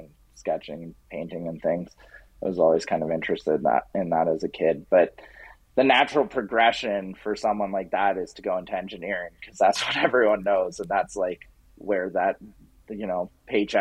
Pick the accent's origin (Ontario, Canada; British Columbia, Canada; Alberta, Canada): Alberta, Canada; Canmore; now in Edmonton, Canada; I grew up in Canmore, Alberta